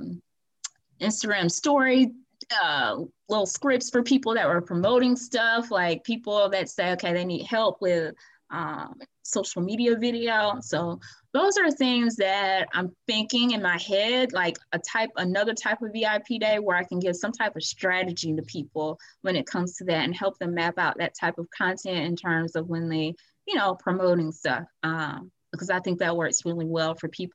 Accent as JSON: {"language": "English", "town": "Atmore", "region": "Alabama", "country": "United States", "tie": "born or raised there", "said": "my hometown of Atmore, Alabama"}